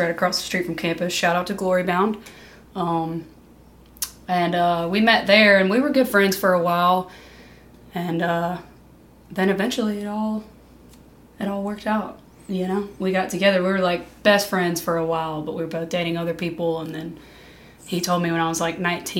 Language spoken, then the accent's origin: English; Tylertown, Mississippi, United States; also born or lived in Colorado / Hattiesburg, Mississippi; I'm from Tylertown